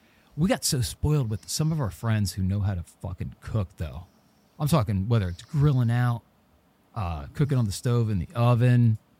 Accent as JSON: {"language": "English", "region": "New Jersey", "country": "United States", "said": "we're from Jersey."}